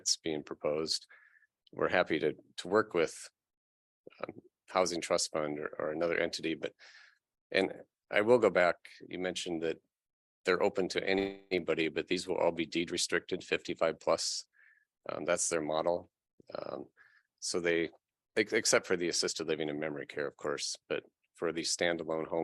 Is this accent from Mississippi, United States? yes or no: no; Cedar Falls, Iowa, United States; now in Iowa City, United States; even though I've been in Iowa City over 25 years, I grew up in Cedar Falls